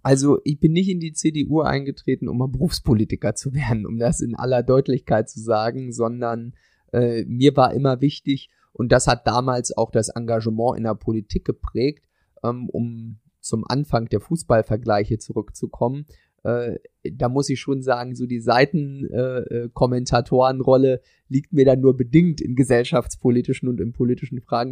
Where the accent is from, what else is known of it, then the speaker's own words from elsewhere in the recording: Torgelow, Mecklenburg-Vorpommern, Germany; also born or lived in Ueckermünde; in meiner kleinen, bescheidenen Stadt, in der ich aufgewachsen bin, in Torgelow